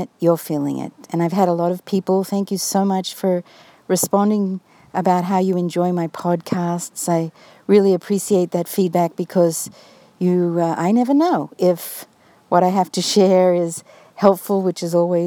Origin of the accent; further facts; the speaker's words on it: Australia; now in United States; My own family in Australia, as many of you know, I am Australian, and that part of me is, of course, always a big part of me. And my family here in the United States